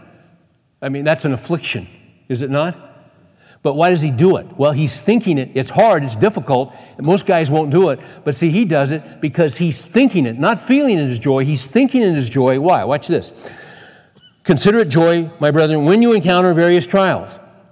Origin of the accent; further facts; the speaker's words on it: United States; I'm an American